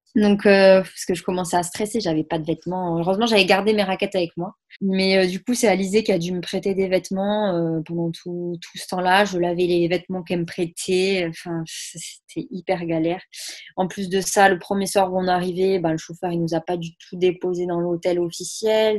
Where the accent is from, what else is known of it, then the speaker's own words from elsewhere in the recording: Saint-Gaudens, Occitania, France; chez moi à Saint-Gaudens